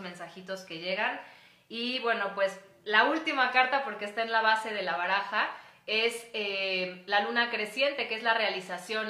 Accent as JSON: {"language": "Spanish", "country": "Mexico", "said": "soy ciudadana de México"}